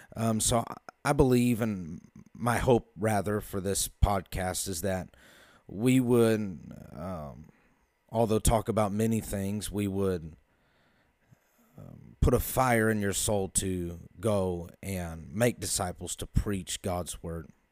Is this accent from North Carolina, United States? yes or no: no; Carmel, Indiana, United States; I am from Carmel, Indiana, about twenty minutes north of Indianapolis.